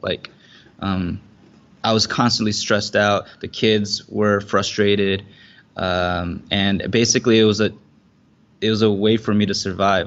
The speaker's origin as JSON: {"language": "English", "region": "Southern California", "country": "United States", "tie": "born or raised there", "moved": "yes", "lives_now": "Singapore", "said": "I grew up in Southern California"}